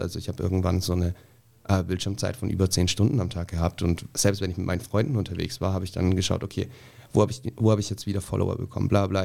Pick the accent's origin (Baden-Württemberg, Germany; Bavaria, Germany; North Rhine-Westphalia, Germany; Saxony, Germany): Bavaria, Germany; a village in; moved away; ich komme so aus dem Dorf, ähm, irgendwo mitten in Bayern, total konservativ, total klein